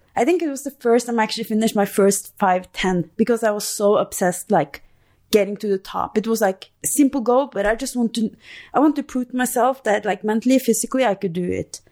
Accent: Norway; moved away as an adult; now in Albuquerque, United States; I'm from Norway

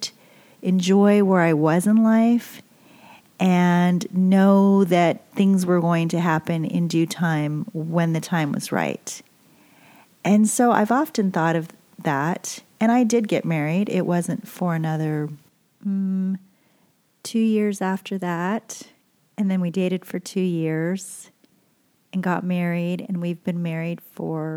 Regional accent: Boise, Idaho, United States; also born or lived in California; I'm growing up in Boise, Idaho, and you know, it's a great place to be raised. And we moved there from California

